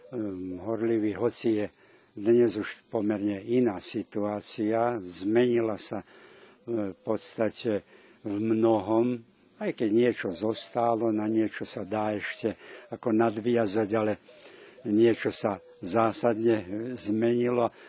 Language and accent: Slovak; Kisač, Vojvodina, Serbia; moved away as an adult; also born or lived in Aradáč, Serbia / Bratislava, Slovakia; now in Slovakia; ja som pochádzam z Kisáča, z dolnozemských Slovákov.